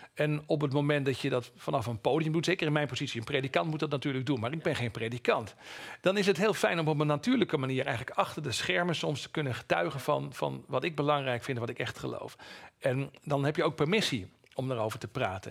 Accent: East Groningen, Netherlands; moved away; Ik kom uit Oost-Groningen van oorsprong

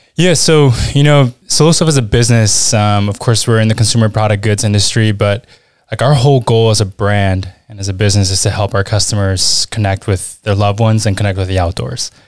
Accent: Washington, District of Columbia, United States; accent: American; moved away as an adult; also born or lived in Lima, Peru / Utah / Spain / Switzerland; now in Southern Germany; I grew up in Washington, D C, which is why you, you hear the accent

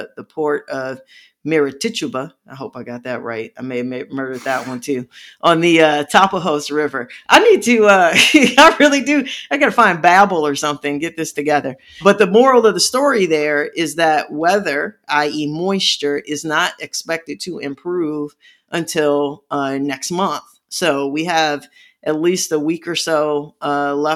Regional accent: Midwest, United States; I'm from the Midwest

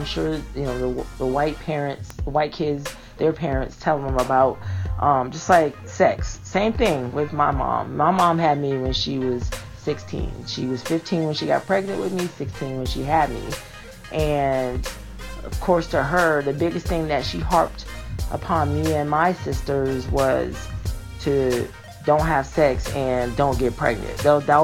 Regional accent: Connecticut, United States; now in Georgia, United States; I'm from Connecticut. I'm living in Georgia now, but I was born and raised in Connecticut

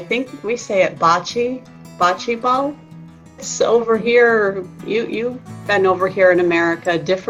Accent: United States; And I am … from the United States.

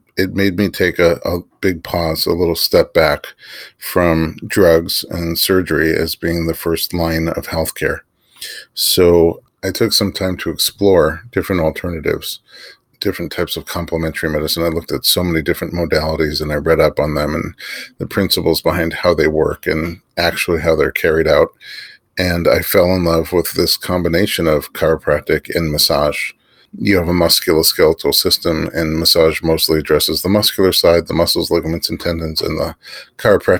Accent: New York City, New York, United States; I grew up in New York City.

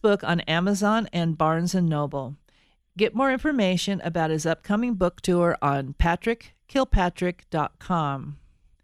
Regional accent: Colorado, United States; I'm actually a native of Colorado

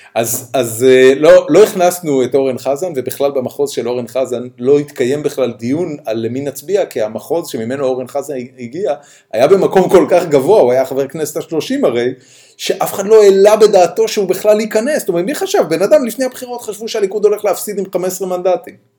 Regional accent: Haifa, Haifa District, Israel; אני ואתה גדלנו בחיפה

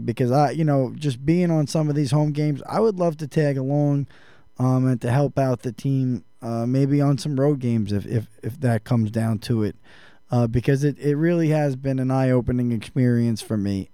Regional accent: New York, United States; growing up in New York

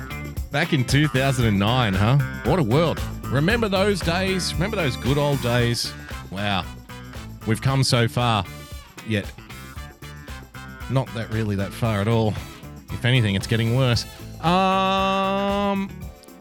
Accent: New South Wales, Australia; I'm a New South Welshman. I was born in New South Wales and I've grown up in New South Wales, but I was raised by Queenslanders

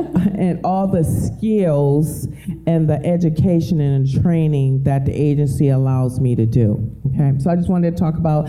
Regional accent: Detroit, Michigan, United States; moved away as an adult; I'm from Detroit

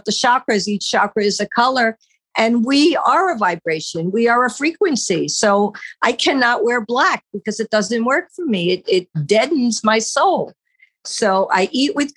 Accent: New York, United States; moved away; also born or lived in New Jersey; we grew up in New York and then we moved to New Jersey

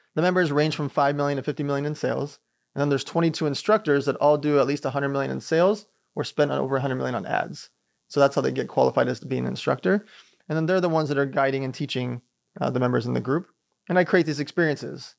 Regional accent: Long Beach, California, United States; also born or lived in Riga, Latvia / San Diego; we migrated here from a place called Riga Lapia when I was six months old. So, we grew up in Long Beach

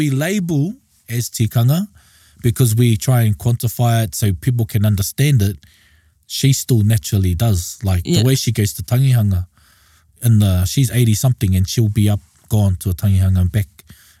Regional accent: Auckland, New Zealand; So we were born and raised, we're like second, third generation urban Māori. Born and raised in Auckland.

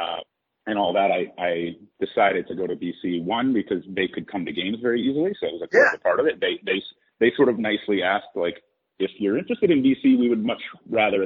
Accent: Portland, Maine, United States; I grew up in Portland, Maine

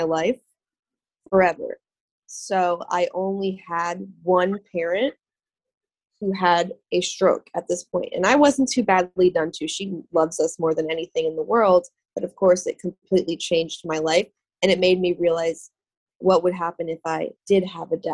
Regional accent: Boca Raton, Florida, United States; now in Tampa, United States; So I was born and raised in Boca Raton, Florida.

